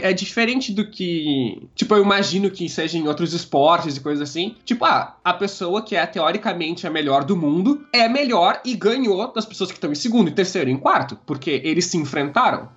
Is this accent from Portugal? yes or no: no; Porto Alegre, Rio Grande do Sul, Brazil; Eu nasci em Porto Alegre, Rio Grande do Sul, é onde eu morei minha vida toda e de onde eu tô falando agora.